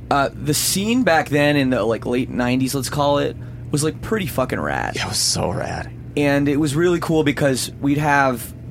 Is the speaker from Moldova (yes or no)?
no; Oakville, Ontario, Canada; I, am from Oakville